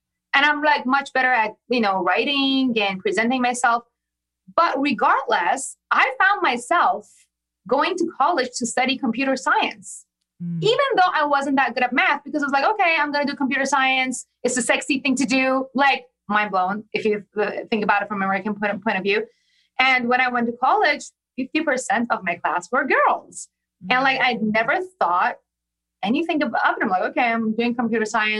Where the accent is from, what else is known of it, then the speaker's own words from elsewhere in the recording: Iran; moved away; I was born and raised in Iran